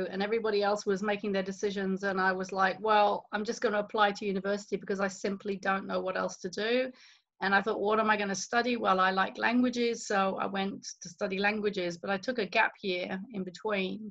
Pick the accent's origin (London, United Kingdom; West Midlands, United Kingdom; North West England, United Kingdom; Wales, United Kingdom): London, United Kingdom; moved away as an adult; also born or lived in Auckland, New Zealand; now in Queenstown, New Zealand; I grew up in the UK, and people can probably spot that from my accent. And I spent the first 30 years of my life in the UK